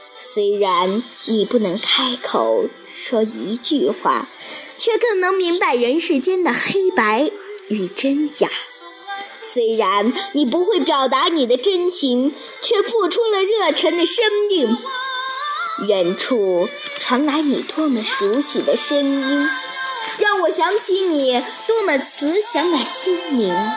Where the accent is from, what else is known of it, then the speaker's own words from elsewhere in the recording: Fugu, Shaanxi, China; 我来自陕西榆林府谷，是雅乐艺术学校王霞老师的学生